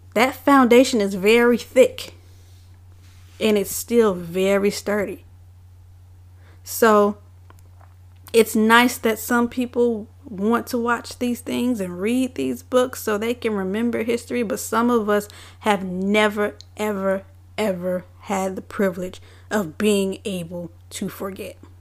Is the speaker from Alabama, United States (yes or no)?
no; Richmond, Virginia, United States; I am born and raised in Richmond, Virginia